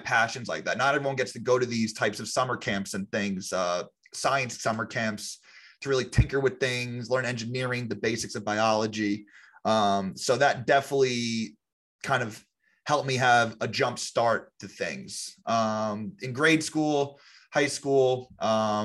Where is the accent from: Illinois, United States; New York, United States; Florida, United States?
New York, United States; Long Island; I grew up on Long Island, New York